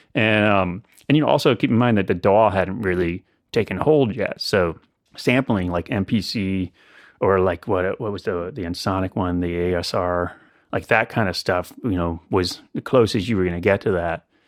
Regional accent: central Illinois, United States; moved away as an adult; also born or lived in New York City; now in Asheville, United States; I grew up in central Illinois

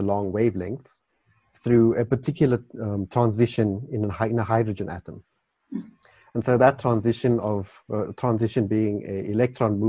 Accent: Carnarvon, Northern Cape, South Africa; now in Cape Town, South Africa; I was born in the Northern Cape, so that had a big influence on my desire to study astronomy. The night skies there are brilliant. If you go to Carnarvon, which is where I'm from

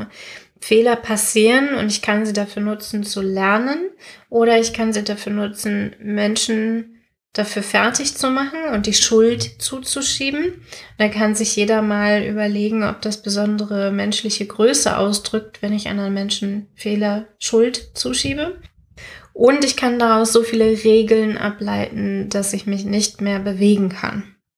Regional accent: Germany; wir Deutschen

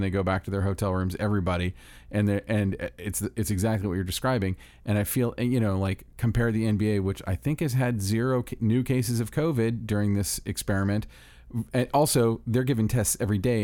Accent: Orlando, Florida, United States; my hometown of Orlando, Florida

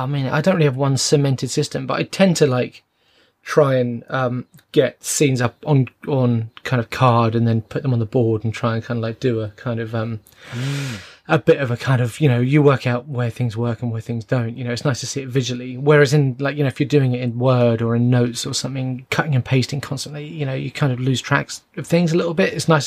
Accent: London, United Kingdom; Owen's from Wales and Jason is from Northern Ireland and I'm from London.

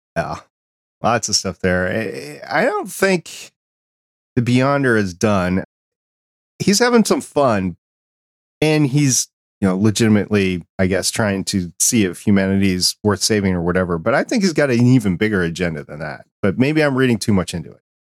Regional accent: New York, United States; I was born in New York

